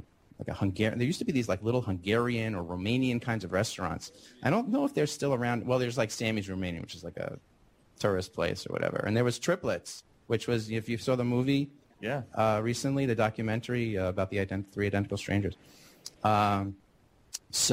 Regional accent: Great Neck, New York, United States; moved away; So I'm actually from New York. I'm a native New Yorker, although I grew up in Great Neck

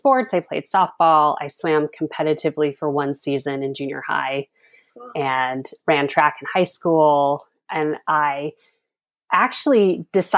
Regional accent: Reno, Nevada, United States; moved away as an adult; now in Thousand Oaks, United States; I grew up in Reno, Nevada, and then made a big move in 2010 and moved down here to Thousand Oaks, Southern California.

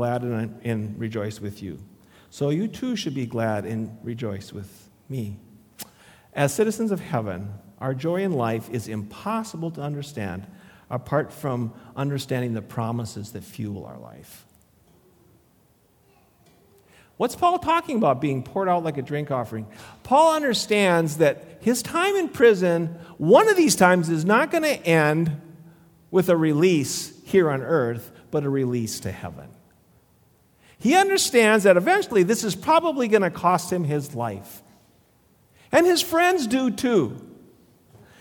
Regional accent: Le Sueur, Minnesota, United States; I grew up in Le Sueur

